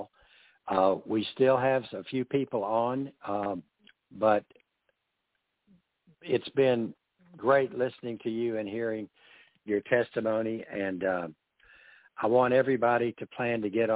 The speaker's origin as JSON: {"language": "English", "region": "the South", "country": "United States", "said": "being a Southerner"}